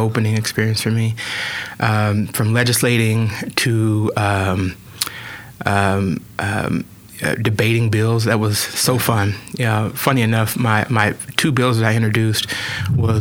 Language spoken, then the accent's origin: English; Oklahoma City, Oklahoma, United States; moved away as an adult; also born or lived in Washington, D.C.; So I was born and raised in Oklahoma City, raised by both sets of my grandparents.